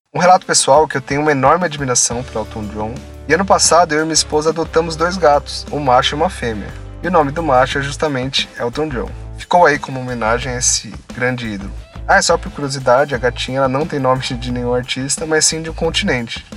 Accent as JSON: {"language": "Portuguese", "region": "São Paulo", "country": "Brazil", "said": "eu sou de São Paulo"}